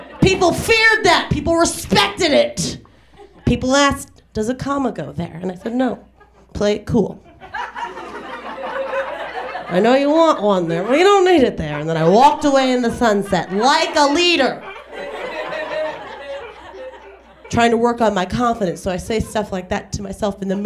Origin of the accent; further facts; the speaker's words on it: Denver, Colorado, United States; I'm from Denver